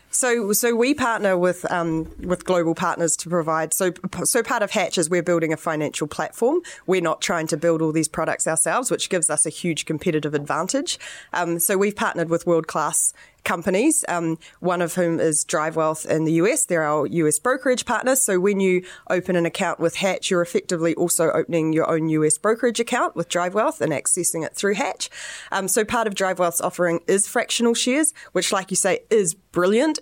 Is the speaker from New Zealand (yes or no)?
yes; New Zealand; I'm the New Zealander.